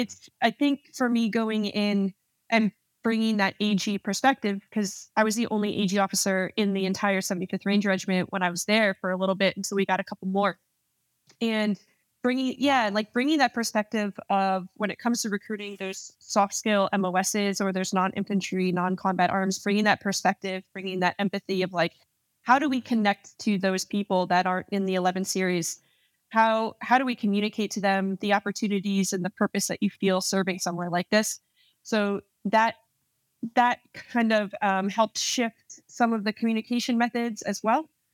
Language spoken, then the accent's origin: English; New Jersey, United States; moved away as an adult; I'm born and raised in New Jersey, uh, Central West Jersey